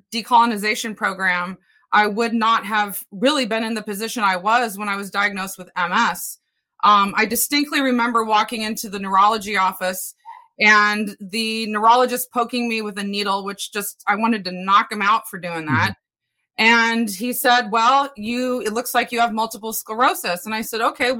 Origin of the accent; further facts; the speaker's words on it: Portland, Oregon, United States; I grew up in Northeast Portland